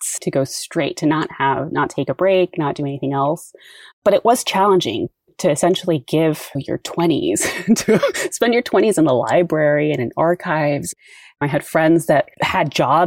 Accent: Uvalde, Texas, United States; As a student growing up in Uvalde

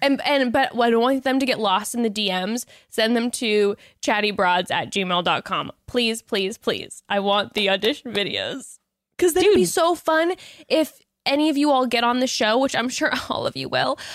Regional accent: Orange County, Southern California, United States; I grew up in Orange County, um, Southern yeah, Orange County

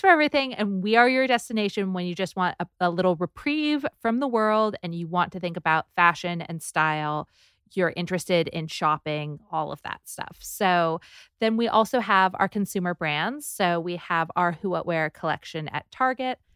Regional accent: Southern California, United States; also born or lived in New York; now in Los Angeles, United States; I'm from Southern California

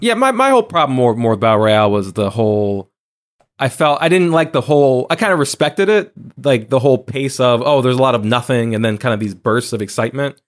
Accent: New Jersey, United States; now in New York, United States; my hometown library

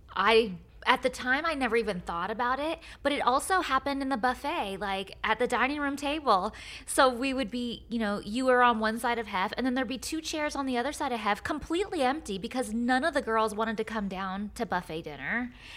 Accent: Lodi, California, United States; moved away; my hometown of Lodi

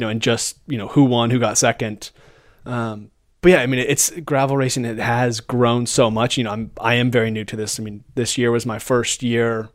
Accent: United States; being an American rider

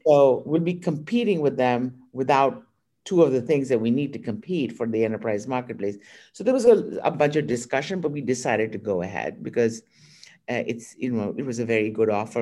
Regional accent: India; moved away as an adult; now in United States; I was born in India

